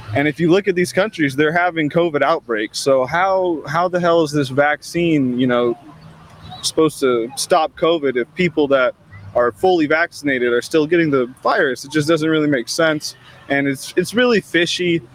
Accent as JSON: {"language": "English", "region": "California", "country": "United States", "said": "I'm from California, just not the area"}